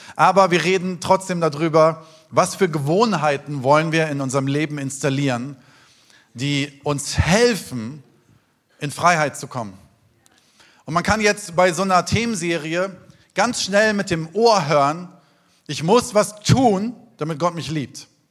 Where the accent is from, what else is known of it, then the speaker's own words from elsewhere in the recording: Taunus, near Frankfurt, Hesse, Germany; Ich bin im Taunus aufgewachsen, in der Nähe von Frankfurt, in den schönen Wäldern.